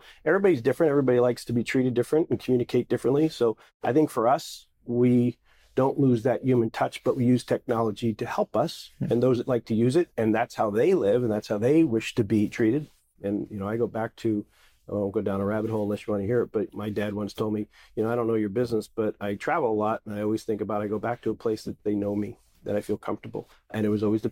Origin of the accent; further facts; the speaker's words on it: New Jersey, United States; I'm just a Jersey boy